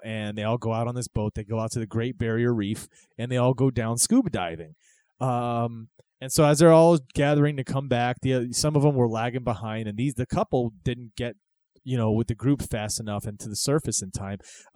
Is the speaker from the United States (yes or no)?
yes; Florida, United States; Growing up in Florida